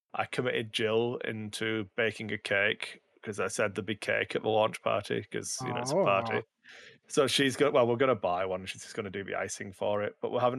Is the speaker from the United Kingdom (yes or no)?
yes; Wigan, North West England, United Kingdom; the Battle of Wigan Lane, which is my hometown